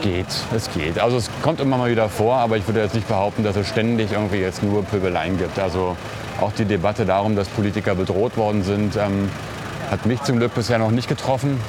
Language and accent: German; Berlin, Germany; also born or lived in Hellersdorf, Berlin; Also ich bin ja auch in Neukölln groß geworden